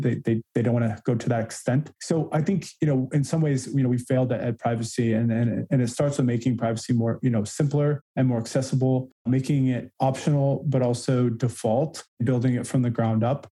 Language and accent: English; California, United States; moved away as an adult; also born or lived in Chicago / Massachusetts; I was born and raised in California, kind of classic California surfer guy, still surf